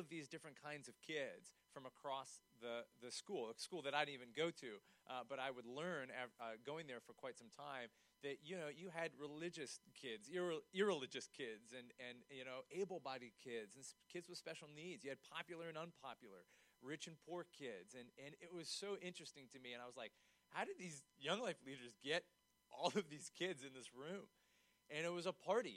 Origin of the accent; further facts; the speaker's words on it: York, Pennsylvania, United States; also born or lived in Shrewsbury, Pennsylvania; I grew up in York. I went to York Suburban High School